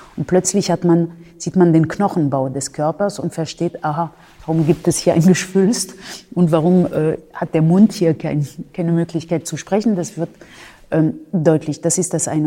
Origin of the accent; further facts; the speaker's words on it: France; moved away as an adult; now in Germany; Ich habe äh, in Frankreich äh, mein Abitur gemacht